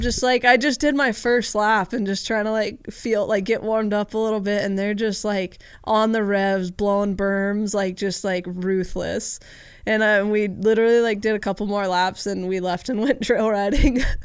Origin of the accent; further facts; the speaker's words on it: Southern California, United States; I grew up in Southern California